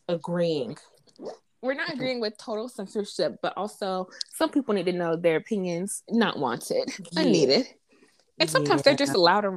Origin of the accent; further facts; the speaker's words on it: Florida, United States; I'm not even from Texas, girl. I'm from Florida